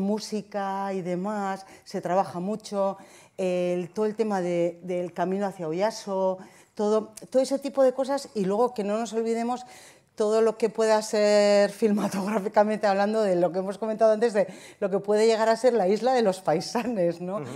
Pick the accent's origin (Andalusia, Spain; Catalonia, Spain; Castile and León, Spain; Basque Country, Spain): Basque Country, Spain; Zumaia; Yo, de Zumaya